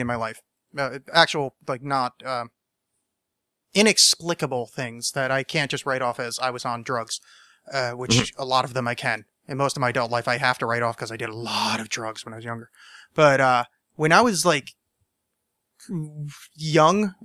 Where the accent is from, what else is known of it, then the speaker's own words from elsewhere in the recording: New Jersey, United States; moved away; I grew up in New Jersey